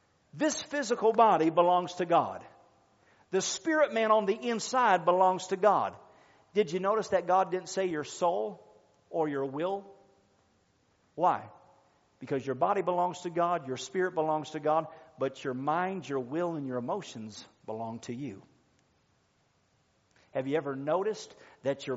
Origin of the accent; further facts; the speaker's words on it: United States; we belong to the United States, this is our country, this is our home, this is our nation